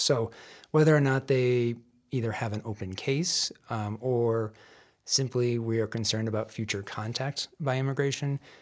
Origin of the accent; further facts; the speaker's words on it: Michigan, United States; moved away as an adult; also born or lived in Denver, Colorado; now in Colorado, United States; I grew up in Michigan